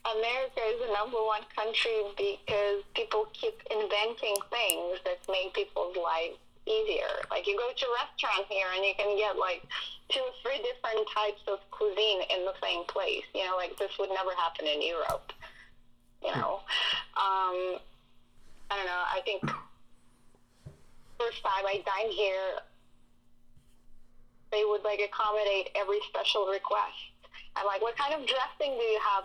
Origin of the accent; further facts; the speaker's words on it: Russia; English is a second language; moved away as an adult; also born or lived in Italy / Switzerland / New York; now in United States; would have never left Russia if I didn't speak any English. I learned English